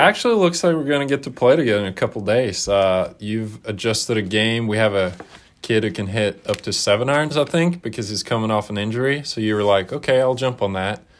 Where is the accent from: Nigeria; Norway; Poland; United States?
Norway; growing up in Norway